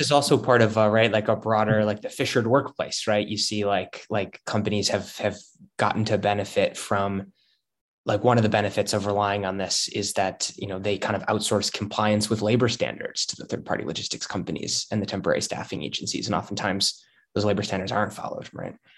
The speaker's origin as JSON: {"language": "English", "town": "Chicago", "region": "Illinois", "country": "United States", "tie": "born or raised there", "said": "I'm from Chicago originally, uh, and I come from um, sort of a, a middle class neighborhood that has a lot of union workers, a lot of city workers."}